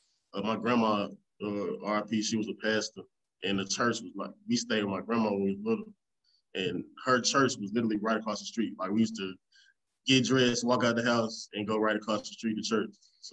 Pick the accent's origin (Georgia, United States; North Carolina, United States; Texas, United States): North Carolina, United States; Raleigh; also born or lived in Memphis; Like, I'm from Raleigh and Memphis. So it's just the same stuff.